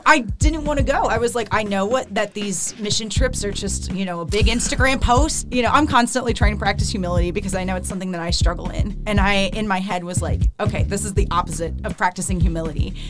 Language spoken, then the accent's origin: English; Akron, Ohio, United States; moved away as an adult; now in Nashville, United States; my hometown is. Akron, which is close to Cleveland.